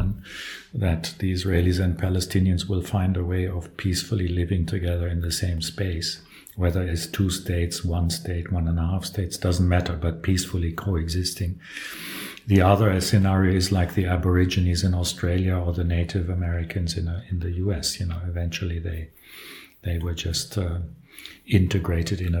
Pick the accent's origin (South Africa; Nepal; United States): South Africa; moved away; also born or lived in Berlin, Germany; I grew up in South Africa in apartheid days.